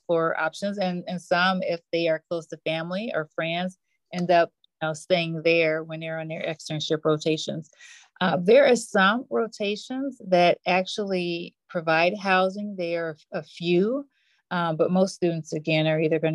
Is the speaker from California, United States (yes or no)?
no; Chicago, Illinois, United States; Born and raised in Chicago